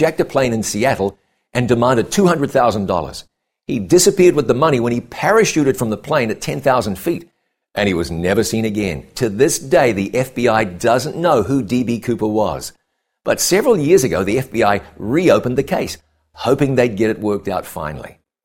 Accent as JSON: {"language": "English", "town": "Ngaruawahia", "region": "Waikato", "country": "New Zealand", "tie": "born or raised there", "moved": "as an adult", "said": "my hometown of Ngarawahia, New Zealand. Growing up here"}